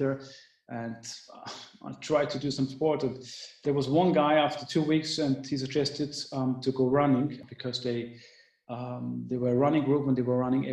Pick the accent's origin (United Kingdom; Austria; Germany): Austria; Vienna; I'm from Vienna, Austria.